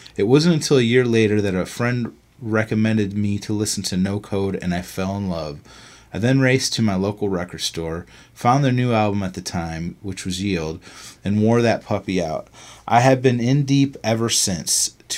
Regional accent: Sydney, New South Wales, Australia; I'm from Sydney, Australia.

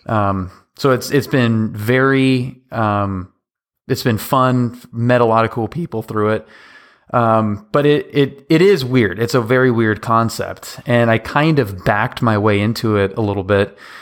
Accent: Seattle, Washington, United States; I grew up in Seattle

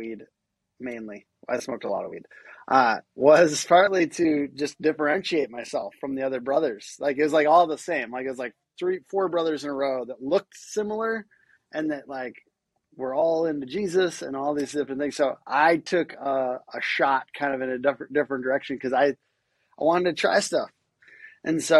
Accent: near Minneapolis, Minnesota, United States; I grew up in a very conservative Christian home in the sticks, about a half an hour away from Minneapolis

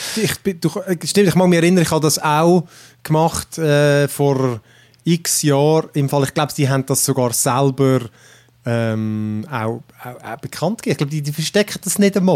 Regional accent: Switzerland; bei uns in der Schweiz

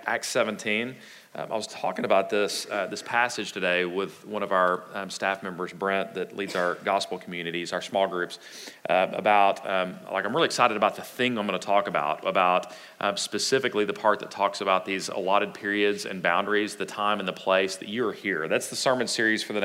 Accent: Texas, United States; us Texans

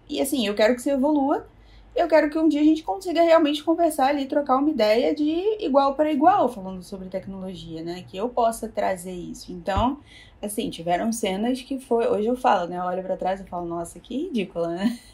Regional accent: Rio de Janeiro, Brazil; eu sou do Rio, né, então a pet era aqui no Rio

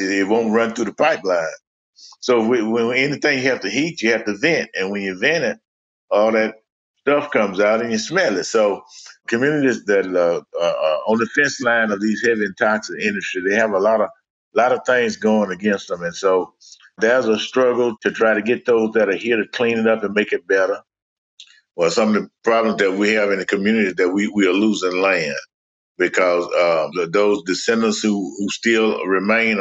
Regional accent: Mobile, Alabama, United States; I was born in Africatown, Alabama

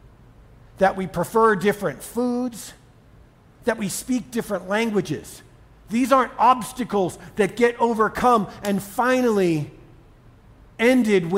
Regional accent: Boston, Massachusetts, United States; also born or lived in Colorado Springs, Colorado; now in Denver, United States; I grew up in Boston, where my life and values coalesced.

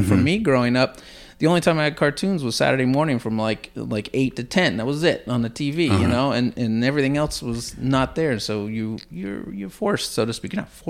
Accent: Tampa, Florida, United States; So I was born and raised in Tampa, Florida. Stayed there through high school and college.

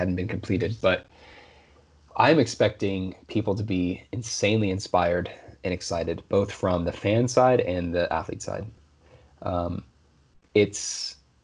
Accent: Oregon, United States; I grew up in Oregon, so my state track meet was always held at Hayward Field

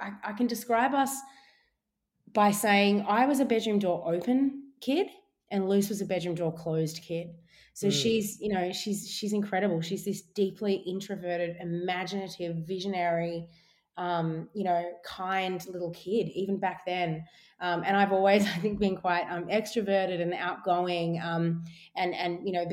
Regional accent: Melbourne, Victoria, Australia; My upbringing, I grew up in Bayside, down in Sandringham. So it was kind of beachside in Melbourne.

